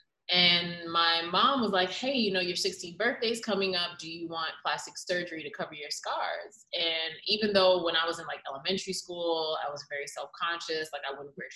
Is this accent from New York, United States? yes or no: yes; New York City, New York, United States; Growing up in New York City, in Queens, New York, my mom and I would take the F train.